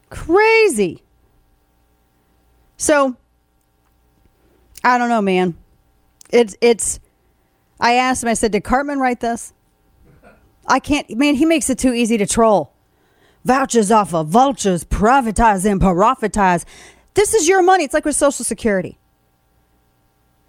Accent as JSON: {"language": "English", "area": "the Ozarks", "region": "Missouri", "country": "United States", "moved": "yes", "lives_now": "Texas, United States", "said": "I'm from the Ozarks"}